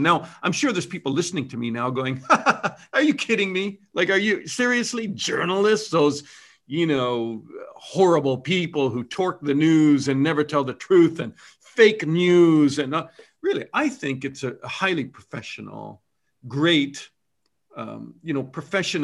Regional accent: Canada; I'm Canadian

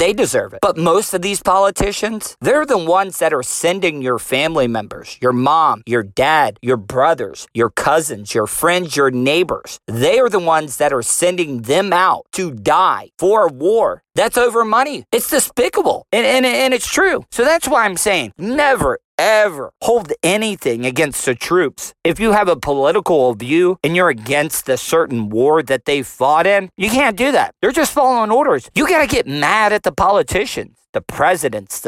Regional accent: United States; as civilians, as American citizens

